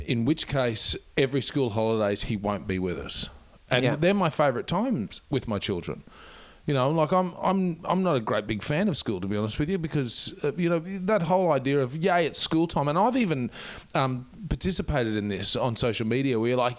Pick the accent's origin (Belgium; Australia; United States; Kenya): Australia; Queensland; now in Melbourne, Australia; I was definitely from Queensland.